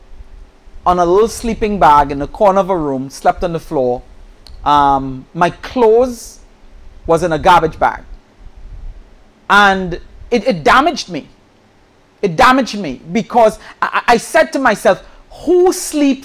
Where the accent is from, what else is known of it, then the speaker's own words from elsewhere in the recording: Trinidad & Tobago; moved away; I'm originally from the island of Trinidad